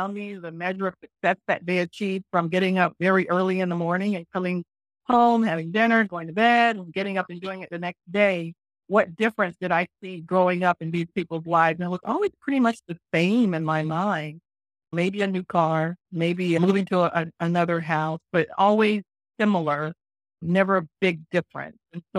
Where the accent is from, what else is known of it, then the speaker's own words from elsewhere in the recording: Florida, United States; moved away as an adult; I was born and raised in Florida, attended the University of Florida